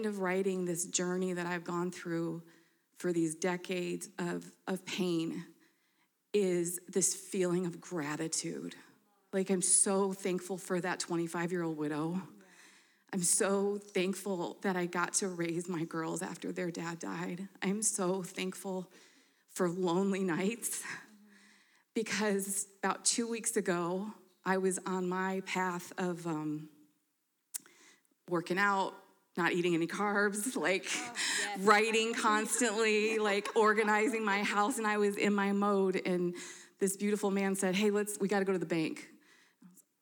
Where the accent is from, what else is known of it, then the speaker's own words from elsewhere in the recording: Michigan, United States; now in Denver, United States; I'm from Michigan